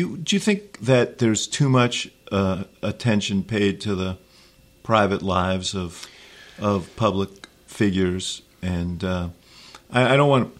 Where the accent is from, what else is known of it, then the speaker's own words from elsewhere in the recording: New York City, New York, United States; I grew up in Stuyvesant Town in a housing development in Manhattan.